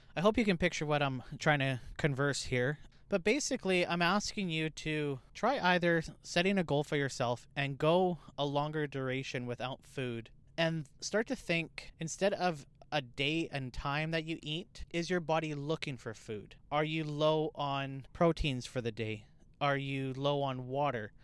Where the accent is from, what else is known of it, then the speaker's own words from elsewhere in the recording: Canada; I'm Canadian.